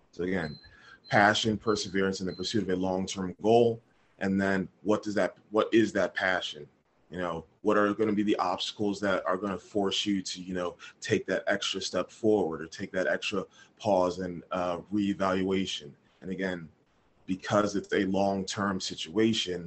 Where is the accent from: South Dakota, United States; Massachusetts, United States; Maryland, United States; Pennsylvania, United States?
Pennsylvania, United States; Philadelphia; born and raised in Philadelphia